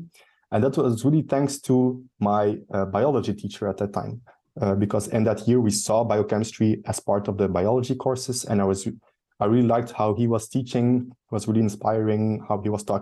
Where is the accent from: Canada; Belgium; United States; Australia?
Belgium; Bruges or Ghent, Flanders; close to my hometown, close to Bruges or Ghent, where I live now, in between both